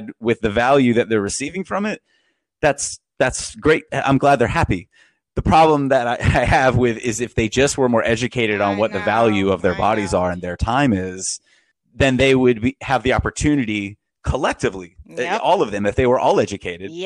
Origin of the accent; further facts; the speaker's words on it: Florida, United States; fifth generation Floridian